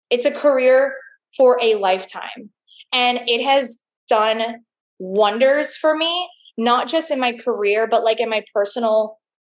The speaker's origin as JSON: {"language": "English", "town": "Fort Lauderdale", "region": "Florida", "country": "United States", "said": "I'm from Fort Lauderdale, Florida"}